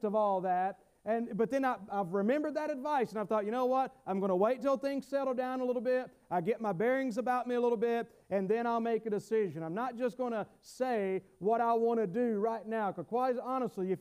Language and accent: English; the South, United States; accent: southern; my southern accent